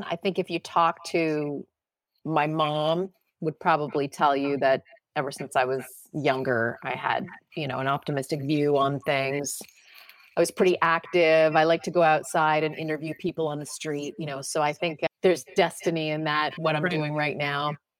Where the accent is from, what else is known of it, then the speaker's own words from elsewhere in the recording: Ottawa, Ontario, Canada; moved away as an adult; now in New York City, United States; I'm a kid from Ottawa, Ontario, Canada, and I wanted to come to the US, move to New York City, be a broadcaster.